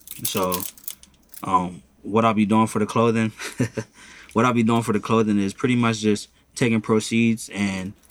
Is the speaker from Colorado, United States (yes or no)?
no; Montgomery Village, Maryland, United States; I'm a Montgomery Village native. That's where I'm from. That's my hometown.